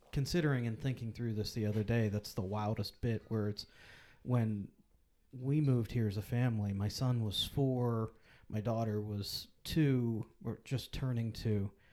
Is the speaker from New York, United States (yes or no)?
no; Pittsburgh, Pennsylvania, United States; now in Lebanon, United States; I grew up in Pittsburgh